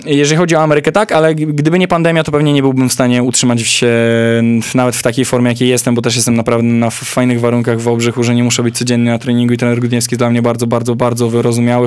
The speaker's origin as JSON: {"language": "Polish", "country": "Poland", "said": "Ja mówię, że z Polski"}